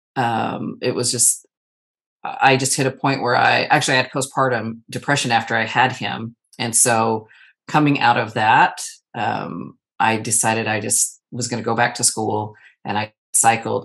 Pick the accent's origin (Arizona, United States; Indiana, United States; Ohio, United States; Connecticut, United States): Arizona, United States; now in Texas, United States; I live in the state of Texas. I'm originally born and raised in Arizona